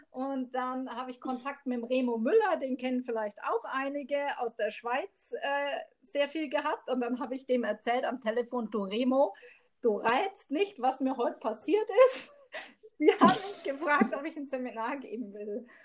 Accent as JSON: {"language": "German", "region": "Bavaria", "country": "Germany", "lives_now": "Immenstadt, Germany", "said": "also eigentlich komme ich ja aus Mittelfranken."}